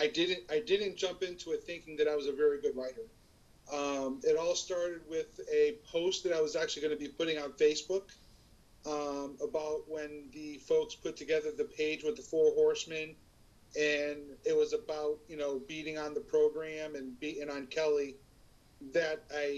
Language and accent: English; Ireland; I'm forever Irish, no matter what happens.